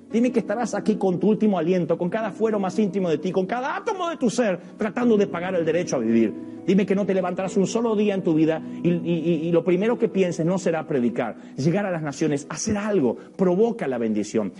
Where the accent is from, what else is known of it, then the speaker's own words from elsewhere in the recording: Villa Ballester?, Buenos Aires, Argentina; soy de Billingur, Buenos Aires